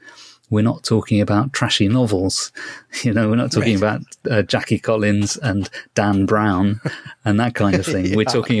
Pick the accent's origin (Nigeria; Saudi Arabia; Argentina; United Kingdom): United Kingdom; This is something that one thing that quite fascinates me as a British person. We don't have Bradbury in our schools.